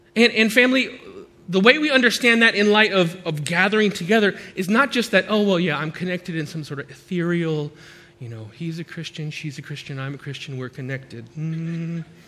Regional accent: United States; speaks English because I'm American

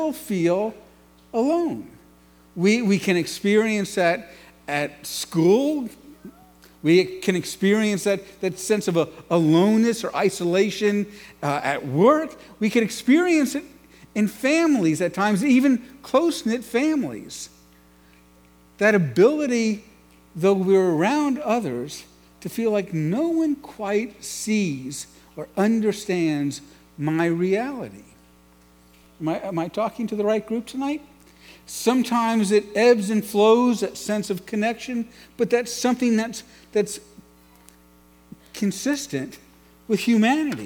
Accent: New York City, New York, United States; I grew up in New York City, and the home I grew up in was profoundly disconnected

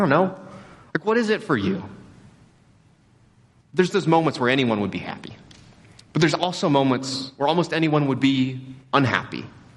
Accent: Texas, United States; we grew up in Texas

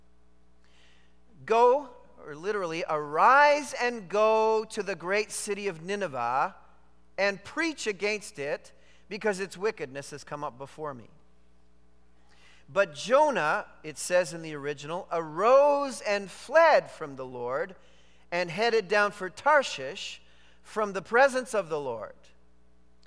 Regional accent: Canada; I am a Canadian

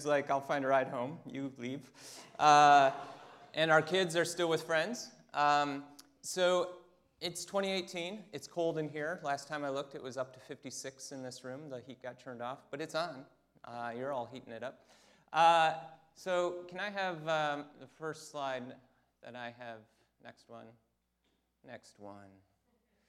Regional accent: Michigan, United States; I am from Michigan

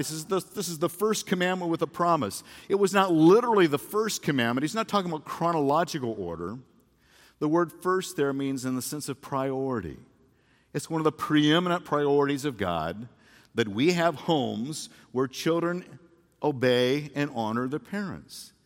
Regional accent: Phoenix, Arizona, United States; I came home from Phoenix Christian High School, and I was a football player

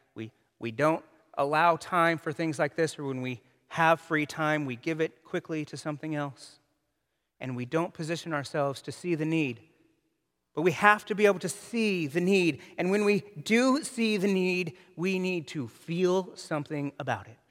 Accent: United States

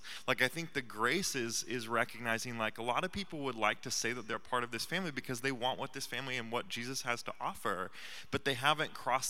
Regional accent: Midwest, United States; moved away; I grew up in the Midwest in the Bible Belt, where it's very popular to be a Christian

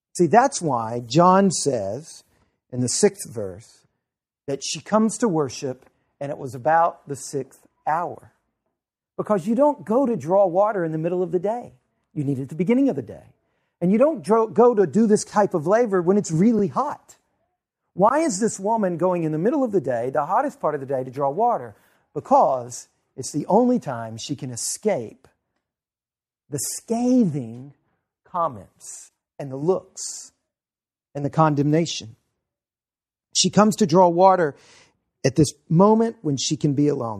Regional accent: Louisiana, United States; moved away; I'm from Louisiana

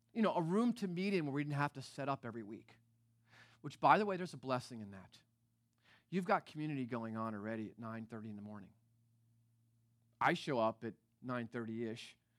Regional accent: East Coast, United States; now in Northern California, United States; I'm from the East Coast

